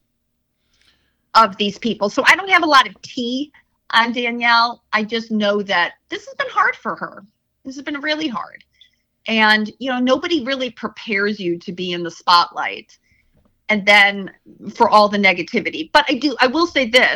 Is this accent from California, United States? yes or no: no; Chicago, Illinois, United States; moved away; I'm originally from Chicago